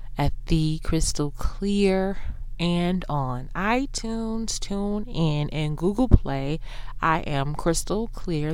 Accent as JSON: {"language": "English", "town": "Houston", "region": "Texas", "country": "United States", "accent": "Texas", "said": "Yes, I'm from Houston. That's why I don't have a Dallas accent."}